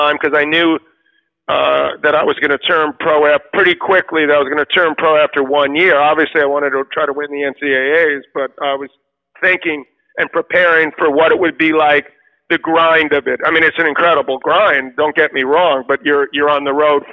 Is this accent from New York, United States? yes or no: yes; New York City, New York, United States; two kids like us growing up in Queens